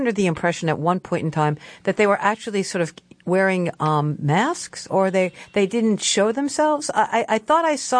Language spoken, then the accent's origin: English; New York City, New York, United States; I was born in Bay Ridge, Brooklyn